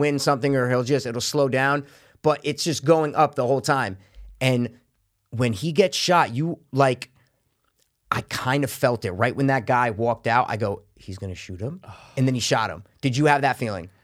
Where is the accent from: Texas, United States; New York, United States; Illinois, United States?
New York, United States; New York area, United States; we're from the New York area